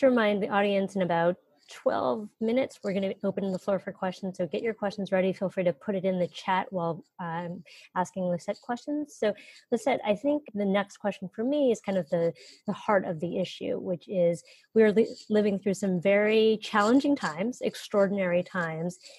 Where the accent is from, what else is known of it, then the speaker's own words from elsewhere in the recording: Northern California, United States; I'm from Northern California